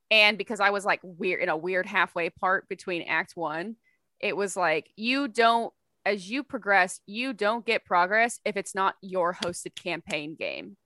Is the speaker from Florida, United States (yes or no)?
no; Texas, United States; I worked at the Cinemark in my hometown